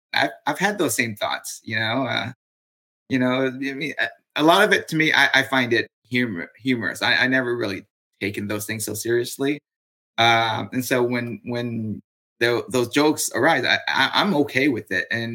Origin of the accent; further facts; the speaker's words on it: California, United States; I come from California